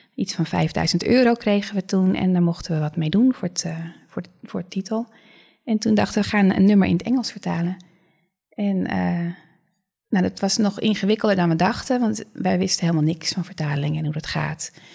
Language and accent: Dutch; Netherlands; vrij direct altijd als, we, mhm. als Nederlanders